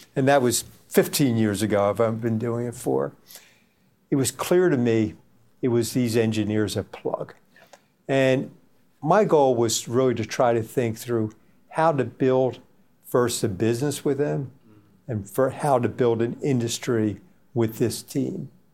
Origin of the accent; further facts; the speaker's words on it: United States; my home country, United States